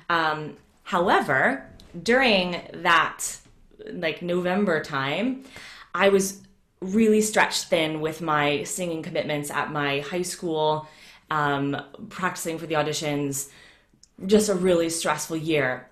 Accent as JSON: {"language": "English", "town": "Atlanta", "region": "Georgia", "country": "United States", "tie": "born or raised there", "moved": "as an adult", "lives_now": "United Kingdom", "said": "I grew up in Atlanta"}